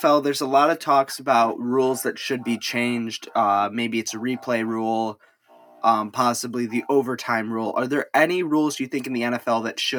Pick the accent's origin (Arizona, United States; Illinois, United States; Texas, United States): Illinois, United States; I'm from Illinois